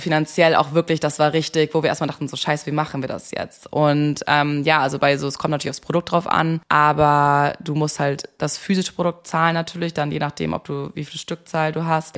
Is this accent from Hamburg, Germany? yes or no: yes; Hamburg, Germany; moved away as an adult; also born or lived in Munich; Ich komme eigentlich aus Hamburg, habe dann aber in München Kommunikationswissenschaft und Amerikanistik studiert